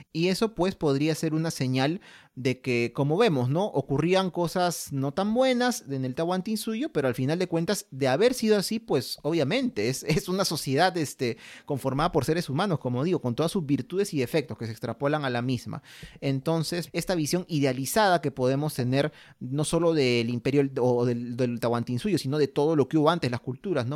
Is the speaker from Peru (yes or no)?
yes; Peru; somos peruanos